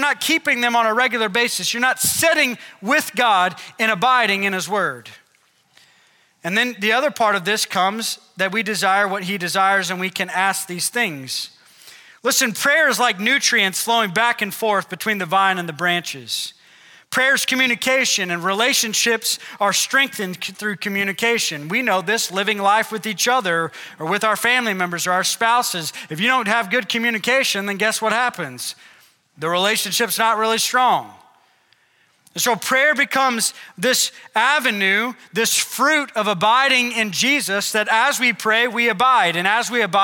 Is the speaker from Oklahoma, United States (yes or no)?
yes; Oklahoma, United States; we're from Oklahoma